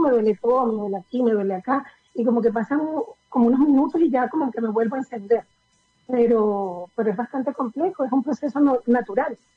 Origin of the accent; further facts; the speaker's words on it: Venezuela; moved away as an adult; now in Chile; yo nací en Venezuela, ¿Ya? pero mi familia es de Chile